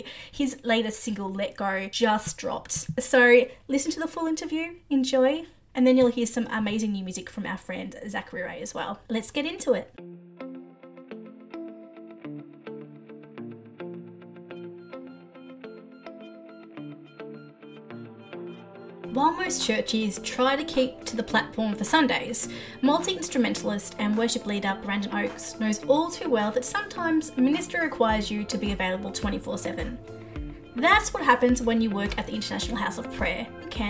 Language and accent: English; Australia; I'm Australian